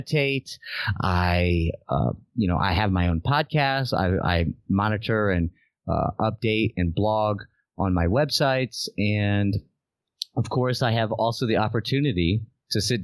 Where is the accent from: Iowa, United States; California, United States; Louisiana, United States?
Louisiana, United States; Southern; I'm from Southern Louisiana in the United States